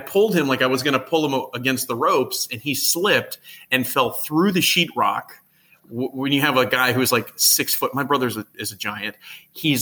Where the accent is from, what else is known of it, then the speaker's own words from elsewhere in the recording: Texas, United States; originally born and raised in Texas